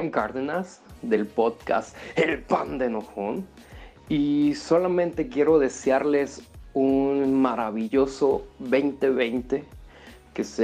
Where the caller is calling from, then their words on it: Seville, Andalusia, Spain; os, saludo desde España, desde Sevilla, que es una maravilla y que es la mejor ciudad del mundo.